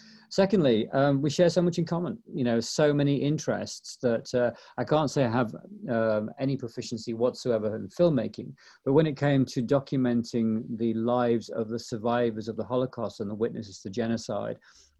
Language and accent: English; East Midlands, United Kingdom; now in Los Angeles, United States; I came to Southern California from Nottinghamshire, England, which, of course, is the place where Sherwood Forest is, to this huge metropolis of Los Angeles, Ben.